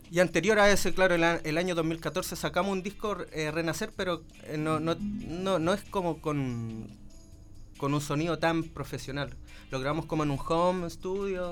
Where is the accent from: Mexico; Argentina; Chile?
Chile; cómo decimos en Chile